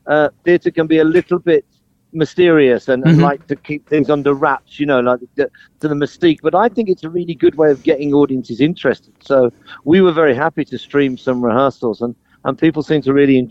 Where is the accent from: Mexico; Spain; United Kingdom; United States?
United Kingdom; Birmingham, West Midlands; now in London, United Kingdom; I'm very proud of coming from Birmingham and being a Brummie, and even though I live in London now, you know, these are my roots and where I'm from